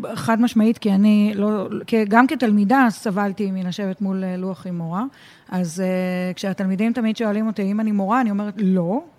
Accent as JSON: {"language": "Hebrew", "town": "Tel Aviv", "region": "Tel Aviv District", "country": "Israel", "tie": "born or raised there", "said": "אני אה, ילידת תל אביב, אני ביליתי הרבה במצפה ברמת אביב"}